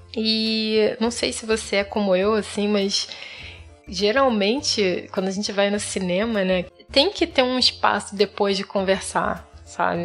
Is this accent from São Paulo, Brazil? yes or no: no; Rio de Janeiro, Brazil; now in Florianópolis, Brazil; sou carioca, mas atualmente moro em Floripa, na Ilha da Magia